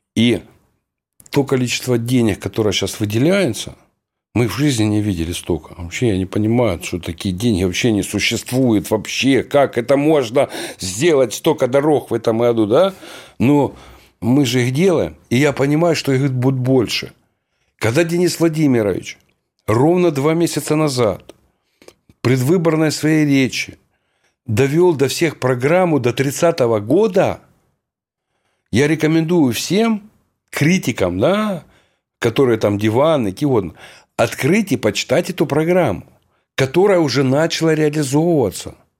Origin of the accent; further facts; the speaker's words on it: Horlivka, Donetsk Oblast, Ukraine; в родной город, благословенный, Богом данный, город Горловка